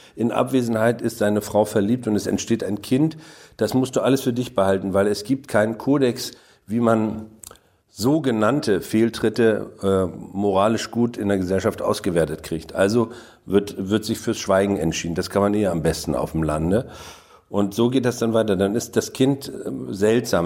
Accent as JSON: {"language": "German", "region": "Mecklenburg-Vorpommern", "country": "Germany", "said": "weil man falsch platt spricht als Mecklenburger"}